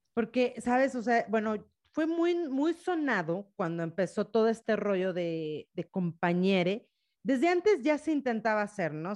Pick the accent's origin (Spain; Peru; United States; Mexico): Mexico; una mexicana enamorada de su maternidad